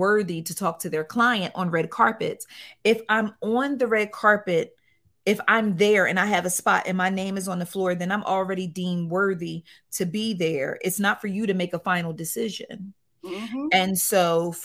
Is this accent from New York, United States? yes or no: no; Cumberland County, New Jersey, United States; I came from a very, very, very small town in South Jersey, Cumberland County